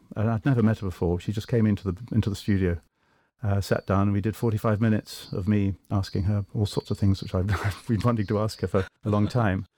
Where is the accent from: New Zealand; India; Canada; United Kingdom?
United Kingdom; England; I'm Anglo, of course, I'm English.